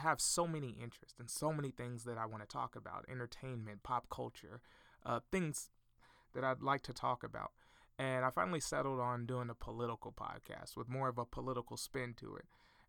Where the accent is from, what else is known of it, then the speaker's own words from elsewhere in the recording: Fort Smith, Arkansas, United States; I'm from Fort Smith, Arkansas.